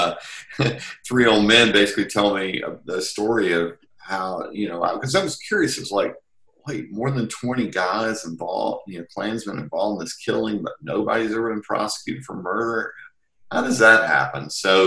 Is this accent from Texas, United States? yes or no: yes; Texarkana, Texas, United States; moved away as an adult; I'm from Texarkana, Texas originally